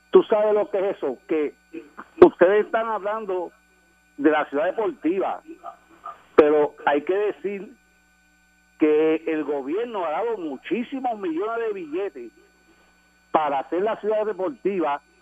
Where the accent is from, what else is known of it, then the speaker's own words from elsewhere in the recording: San Juan, Puerto Rico; Yo soy de Puerta